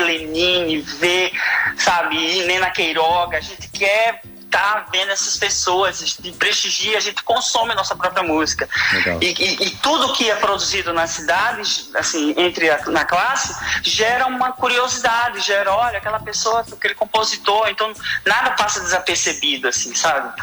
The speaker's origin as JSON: {"language": "Portuguese", "town": "Recife", "region": "Pernambuco", "country": "Brazil", "tie": "born or raised there", "said": "sou pernambucano, sou nascido no Recife."}